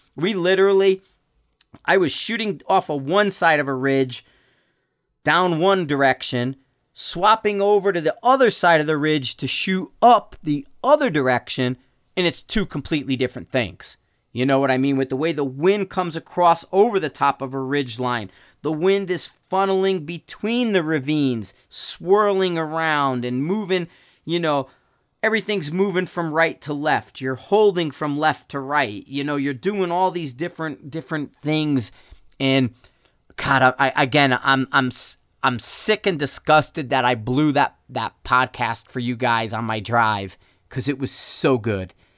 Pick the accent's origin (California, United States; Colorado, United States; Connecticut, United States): Connecticut, United States; moved away; I'm from Connecticut